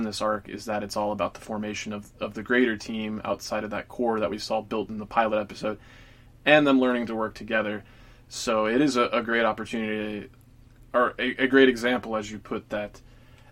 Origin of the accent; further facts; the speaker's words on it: Atlanta, Georgia, United States; Atlanta, that's my hometown